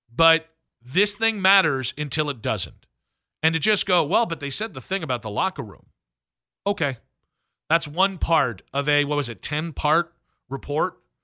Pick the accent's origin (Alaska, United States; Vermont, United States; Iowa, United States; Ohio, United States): Ohio, United States; Medina County; I grew up in Medina County